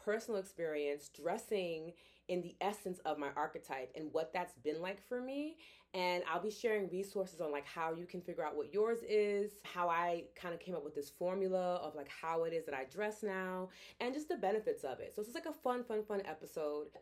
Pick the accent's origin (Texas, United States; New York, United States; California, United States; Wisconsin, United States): New York, United States; New York City; moved away; a born and raised New Yorker